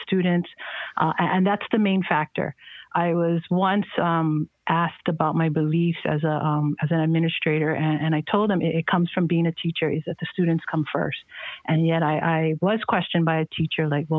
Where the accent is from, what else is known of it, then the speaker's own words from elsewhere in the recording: Honolulu, Hawaii, United States; also born or lived in Kauai; I was born and raised on Oahu in Kaimuki.